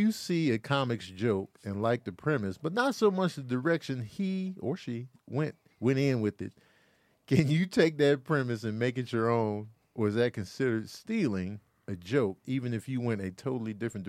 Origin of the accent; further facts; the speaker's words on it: Grand Rapids, Michigan, United States; I was born in Grand Rapids